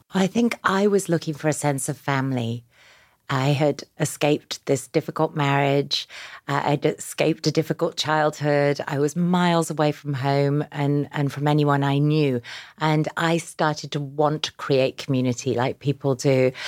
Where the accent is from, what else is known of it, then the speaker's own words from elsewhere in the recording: Yorkshire and the Humber, United Kingdom; now in New York, United States; I grew up, uh, in a small town in Yorkshire in England